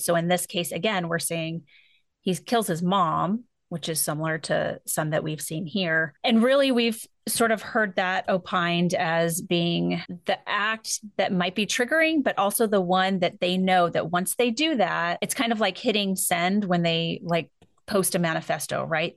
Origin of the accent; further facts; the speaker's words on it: California, United States; I'm from California.